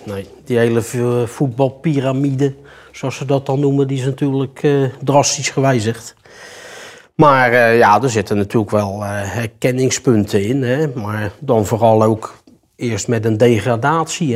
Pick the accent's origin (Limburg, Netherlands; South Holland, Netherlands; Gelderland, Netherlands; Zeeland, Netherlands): South Holland, Netherlands; Rotterdam; moved away as an adult; now in Heerjansdam, Netherlands; Ik kom ook uit Rotterdam